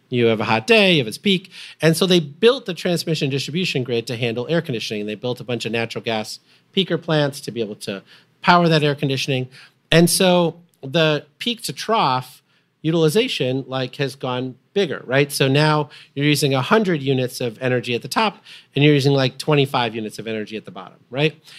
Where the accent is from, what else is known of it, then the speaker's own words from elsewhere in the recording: Illinois, United States; Byron nuclear power plant, which I grew up next to in Illinois